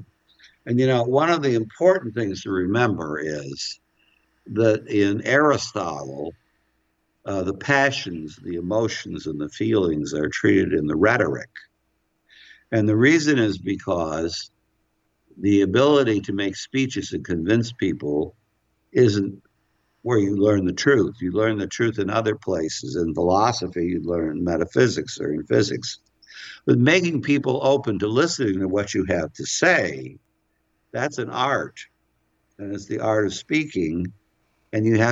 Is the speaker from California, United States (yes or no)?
yes; California, United States; I come from California.